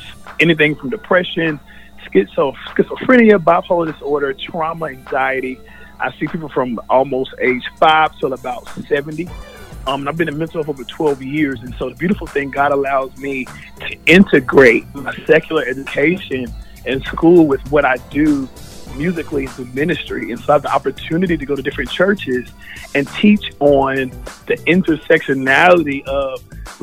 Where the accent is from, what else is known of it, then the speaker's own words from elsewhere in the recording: Charlotte, North Carolina, United States; I am from North Carolina, born and bred in Charlotte